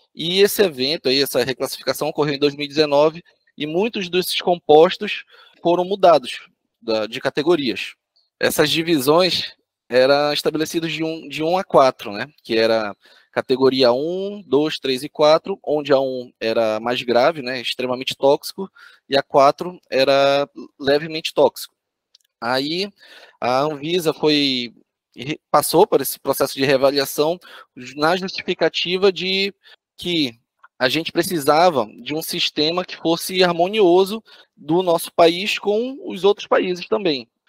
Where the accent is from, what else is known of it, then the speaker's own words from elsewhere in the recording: Belém, Pará, Brazil; moved away as an adult; now in Florianópolis, Brazil; fiz a minha graduação lá em Belém do Pará, minha cidade natal